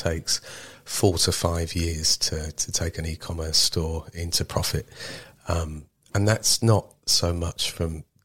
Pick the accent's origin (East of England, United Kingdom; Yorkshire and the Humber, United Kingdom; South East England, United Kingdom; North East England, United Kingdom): South East England, United Kingdom; Marlow Bottom; also born or lived in Maidenhead / Bangladesh / Nepal; I grew up in Marlow Bottom, went to school in Maidenhead